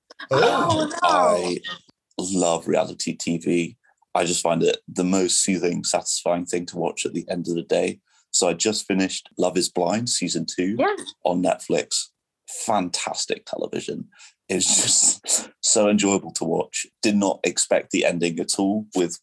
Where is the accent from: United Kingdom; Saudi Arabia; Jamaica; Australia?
United Kingdom; England; first language French; English is a second language; moved away as an adult; also born or lived in Brazil / Washington, District of Columbia, United States; I'm obviously from England, but I moved to DC